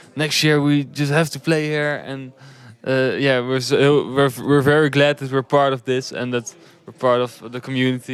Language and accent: English; Netherlands; We're an alternative rock band from the Netherlands